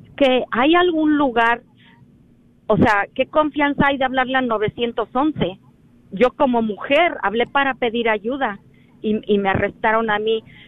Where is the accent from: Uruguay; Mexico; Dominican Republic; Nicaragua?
Mexico; moved away; Yo soy mexicana